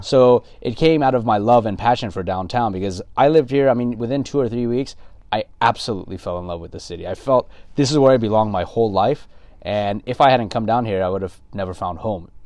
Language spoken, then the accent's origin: English; Los Angeles, California, United States; also born or lived in San Gabriel / Inland Empire; born and raised in L A, native Angelino